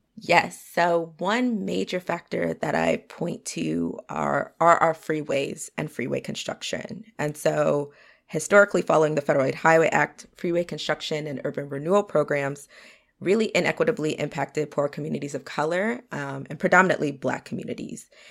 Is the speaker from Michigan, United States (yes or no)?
no; Potomac, Maryland, United States; grew up in Potomac, Maryland.